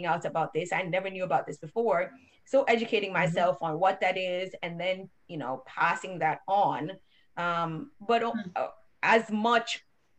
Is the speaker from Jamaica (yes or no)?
yes; Jamaica; now in United States; we, from Jamaica